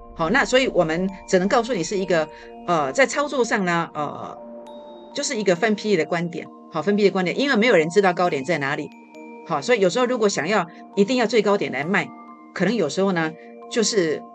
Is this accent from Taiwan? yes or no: yes; Taiwan; now in Taipei, Taiwan; 早期呢，呃，我们乡下种这个西瓜的时候